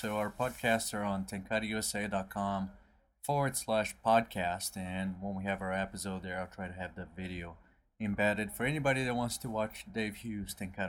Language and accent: English; Brazil; moved away; I'm from Brazil